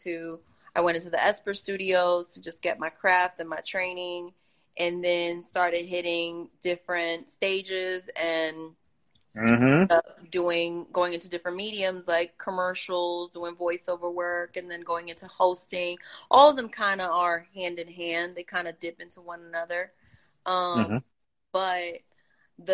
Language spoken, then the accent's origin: English; New York, United States; I'm very guilty of being that New Yorker, that native New Yorker where I grind